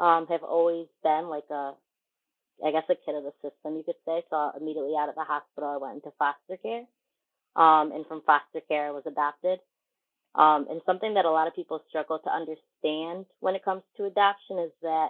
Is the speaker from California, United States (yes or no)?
no; Syracuse, New York, United States; I was born and raised in Syracuse